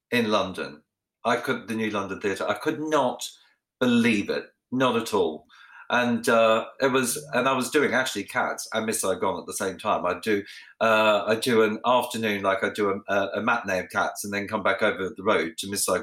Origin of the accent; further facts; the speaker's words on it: Australia; obviously the first one is about my life growing up in Australia, and a lot of people don't know I'm Australian because I have, you know, I speak beautifully like the Queen